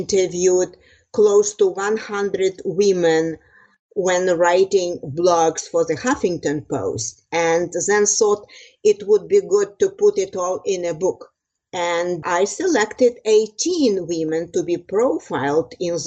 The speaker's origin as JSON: {"language": "English", "area": "Transcarpathia, Western Ukraine", "region": "Zakarpattia Oblast", "country": "Ukraine", "moved": "as an adult", "lives_now": "United States", "said": "I am originally from Western Ukraine, called Transcarpathia. It borders Slovakia and Hungary."}